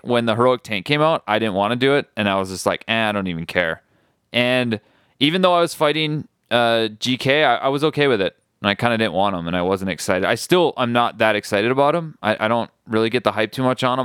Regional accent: Midwest, United States; moved away; I'm originally from the Midwest

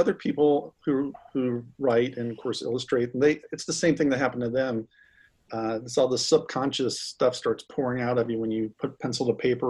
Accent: the South, United States; Well, I grew up in the South when the whole fabric industry was changing. So we moved around quite a bit.

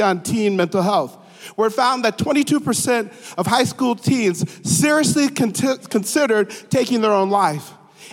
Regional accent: Grand Forks, North Dakota, United States; moved away; I'm a native of Grand Forks, North Dakota.

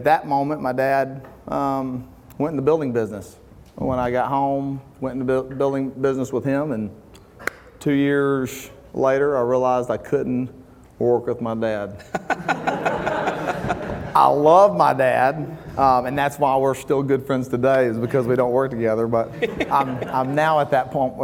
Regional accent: Huntsville, Alabama, United States; Grew up in Huntsville, Alabama, my whole life

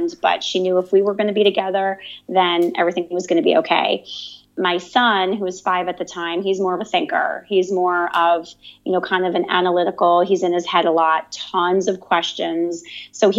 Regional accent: Howell, New Jersey, United States; moved away as an adult; now in Barcelona, Spain; I'm originally from New Jersey, a place called the Jersey Shore. More specifically, the town is Howell

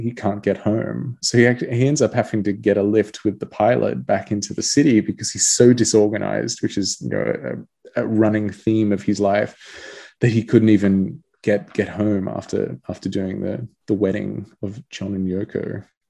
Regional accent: Australia; being Australian

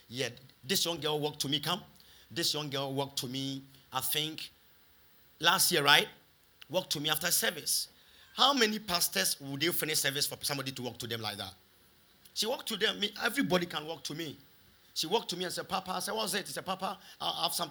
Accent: Kumasi, Ashanti, Ghana; moved away; also born or lived in London; I had a call from Kumasi.

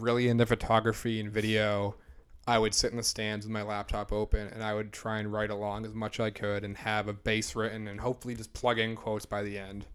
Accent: Kingston, Massachusetts, United States; I'm from South Shore, Massachusetts

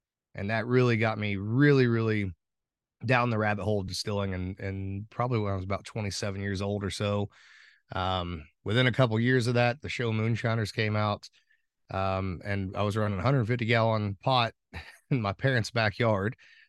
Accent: Pekin, Indiana, United States; I'm from Pekin, Indiana. Born and raised here, grew up on a tobacco farm with parents and grandparents that also worked the tobacco farm

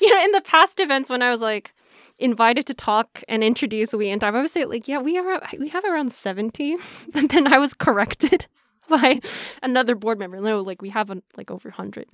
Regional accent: Tokyo, Japan; also born or lived in Hong Kong / United States; I'm Japanese from Tokyo. I grew up a little bit in Hong Kong, um, then after that in Japan.

